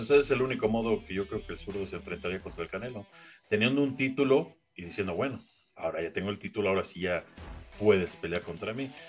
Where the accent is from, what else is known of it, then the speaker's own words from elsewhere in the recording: Mexico; pues somos dos mexicanos que cada quien tiene su historia y qué chingón, ¿no?